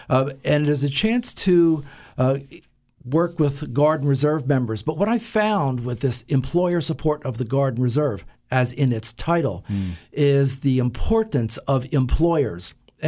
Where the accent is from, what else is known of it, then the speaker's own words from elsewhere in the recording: Toms River, New Jersey, United States; I grew up in Toms River, New Jersey. Right out of high school, I joined the Marine Corps.